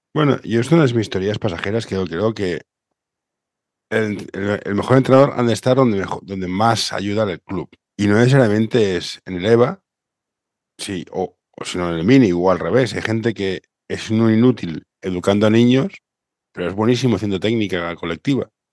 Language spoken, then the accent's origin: Spanish; Barcelona, Catalonia, Spain; Yo soy de Barcelona